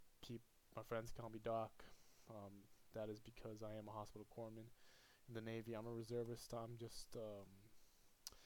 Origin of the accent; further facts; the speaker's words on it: Puerto Rico; moved away; I'm from Puerto Rico